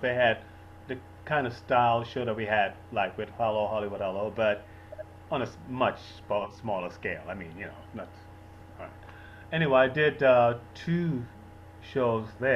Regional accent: Bahamas; Growing up in the Bahamas, it's very traditional

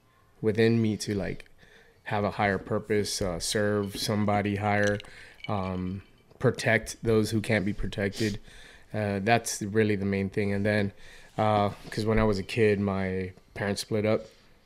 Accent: Hialeah, Florida, United States; now in Boston, United States; Miami, Florida. Specifically Hialeah.

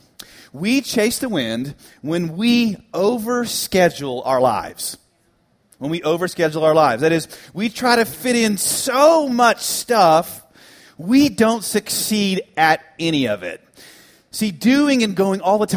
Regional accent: Dallas, Texas, United States; also born or lived in Tennessee; this small United Methodist Church I grew up in the Dallas area

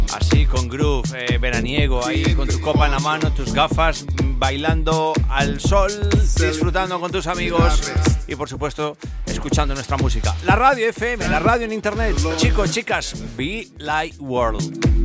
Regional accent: Medellín, Antioquia, Colombia; now in Madrid, Spain; Colombiano de nacimiento, de corazón, sangre, para quien no lo sepa. Sí, sí, sí, desde mi ciudad natal, Medellín, Colombia. Y desde la ciudad que me ha adoptado, Madrid

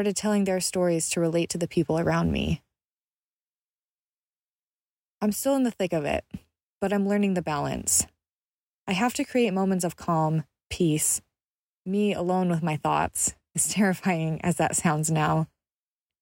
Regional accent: Utah, United States; I grew up in Utah, where our pick-me-ups are 44-ounce drinks of dirty Dr. Pepper

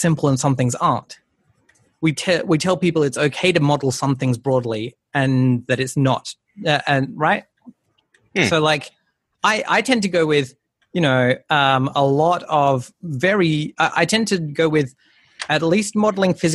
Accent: Darwin, Northern Territory, Australia; I was born in Darwin

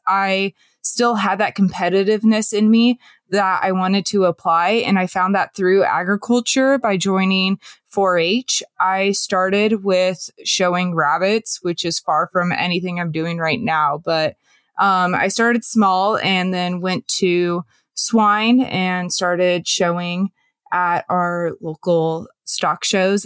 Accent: Western Washington, United States; I am from Western Washington. I grew up kind of in a suburban area

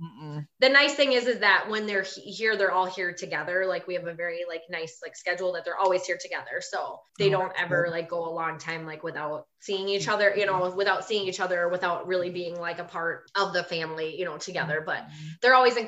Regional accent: Wisconsin, United States; I'm from Wisconsin, as you might be able to tell from my accent.

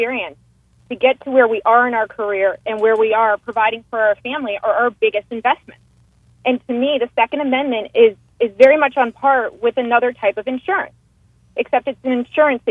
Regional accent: Boston, Massachusetts, United States; I'm from Boston

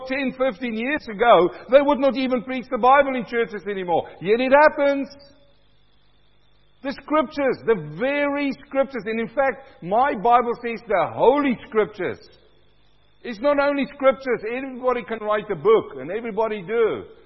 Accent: South Africa; also born or lived in New Zealand; now in Australia; I'm coming from South Africa

